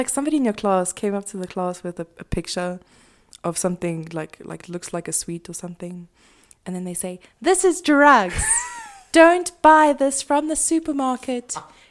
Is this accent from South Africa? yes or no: yes; South Africa; I know we're not American. We don't have like a war on drugs or anything. But right here in South Africa